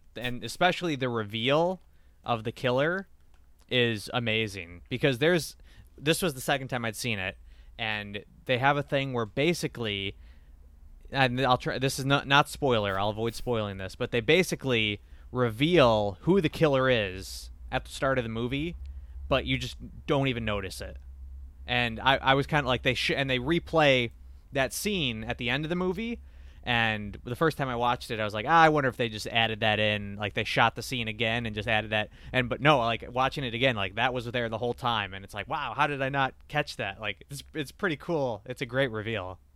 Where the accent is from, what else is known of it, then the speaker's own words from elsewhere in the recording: United States; us Americans